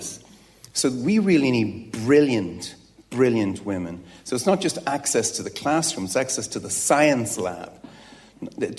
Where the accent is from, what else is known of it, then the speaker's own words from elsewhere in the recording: Dublin, Leinster, Ireland; in a comprehensive on the north side of Dublin